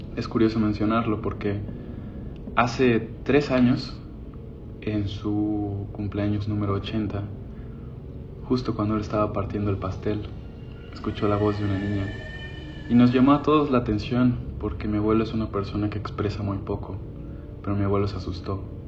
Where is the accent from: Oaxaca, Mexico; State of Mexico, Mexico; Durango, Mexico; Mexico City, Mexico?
Oaxaca, Mexico; Me crié con mi abuelo en Oaxaca